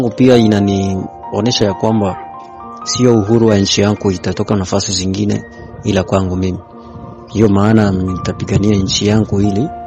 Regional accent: DR Congo; nikiwa kama Mkongomani

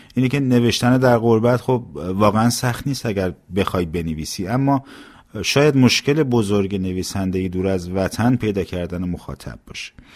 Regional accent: Iran; now in Canada; به عنوان یک ایرانی بیشتر لحظه های من هنوز در ایران میگذره

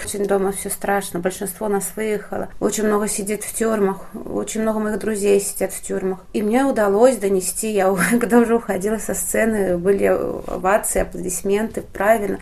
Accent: Belarus; moved away as an adult; now in Warsaw, Poland; я бабуля из Вёски, как я говорю, я бабушка из деревни, у меня внуки есть сейчас в Беларуси

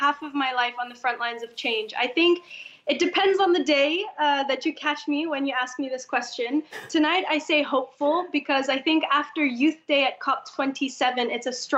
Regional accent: Indonesia; I'm from Indonesia

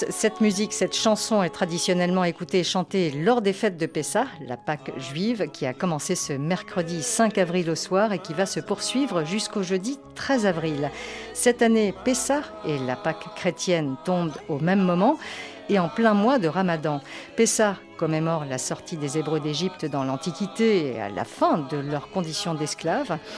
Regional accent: Poland; Enfin, moi, je suis polonaise, hein, parce que c'est différent.

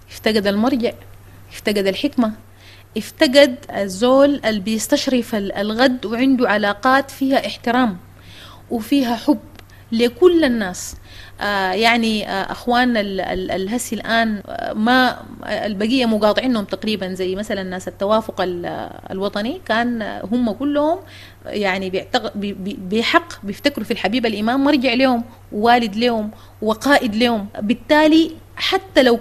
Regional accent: Sudan; أستاذ عاطف نحن مواطنين سودانيين

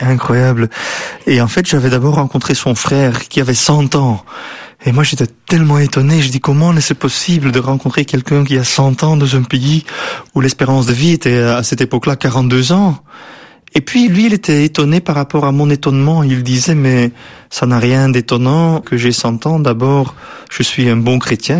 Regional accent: Bruges, Flanders, Belgium; accent: West Flemish; French is a second language; moved away as an adult; also born or lived in England / Netherlands; now in Brussels, Belgium; on vient de la même région, on vient de la Flandre occidentale avec cet accent euh, qui lui est là et moi aussi

